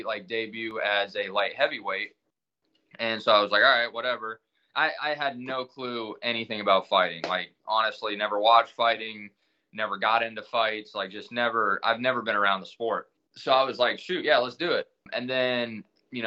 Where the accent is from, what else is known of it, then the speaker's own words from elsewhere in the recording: Millersburg, Ohio, United States; I moved back to my hometown, and I went to open up a barber shop